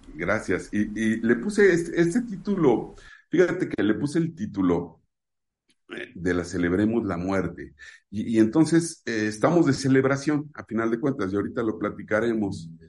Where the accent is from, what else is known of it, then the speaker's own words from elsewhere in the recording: Mexico; en mi país, en México